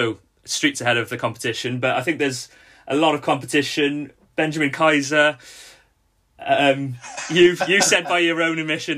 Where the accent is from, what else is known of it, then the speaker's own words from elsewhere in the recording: Wales, United Kingdom; As a Welshman